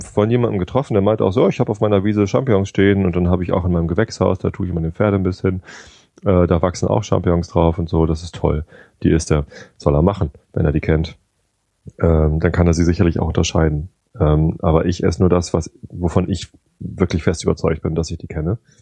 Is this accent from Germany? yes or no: yes; Northern Germany, Germany; hier bei uns in Norddeutschland, wir leben halt auf dem Lande